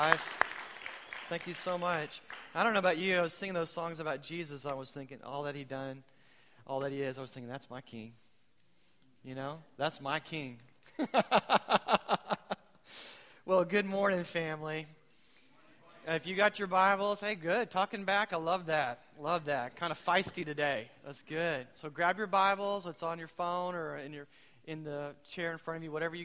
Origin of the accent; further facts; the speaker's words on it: United States; I'm American